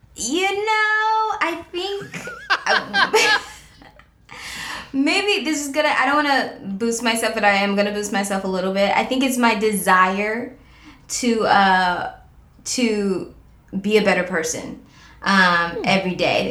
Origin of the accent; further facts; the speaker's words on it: Cleveland, Ohio, United States; moved away; I'm from Cleveland.